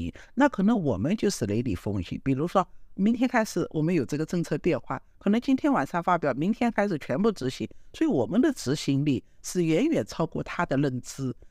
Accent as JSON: {"language": "Chinese", "country": "China", "said": "那可能我们中国人更适合叫随机应变、灵活机动，然后优先顺序。"}